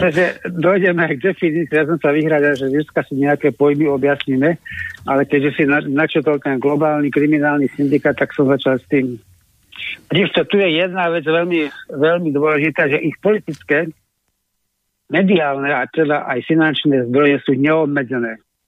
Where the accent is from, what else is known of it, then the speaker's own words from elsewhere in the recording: Lieskové, Trenčín Region, Slovakia; u nás v Lieskovom